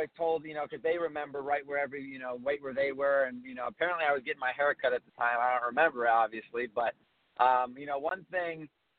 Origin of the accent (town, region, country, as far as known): United States